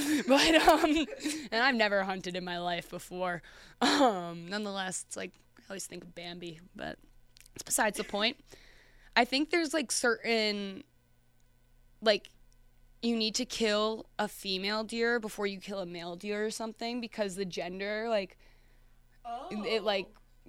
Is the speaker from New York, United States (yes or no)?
yes; Westchester, New York, United States; from Westchester, New York, right on the Hudson